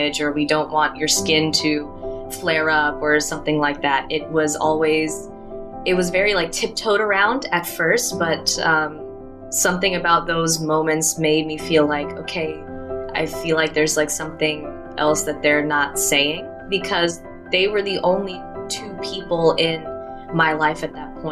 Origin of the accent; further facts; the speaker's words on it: Athens, Tennessee, United States; moved away as an adult; in my hometown, it was mostly a white American population